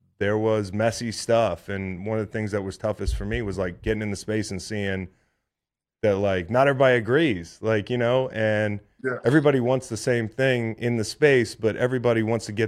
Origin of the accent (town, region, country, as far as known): Charlottesville, Virginia, United States; born or raised there